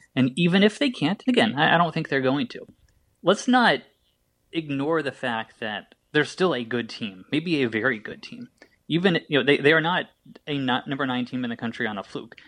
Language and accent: English; Indianapolis, Indiana, United States; my hometown Indianapolis Colts